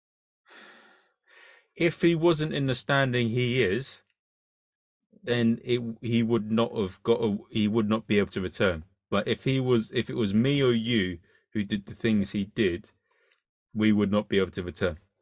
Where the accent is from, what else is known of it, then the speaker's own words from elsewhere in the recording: United Kingdom; I'm British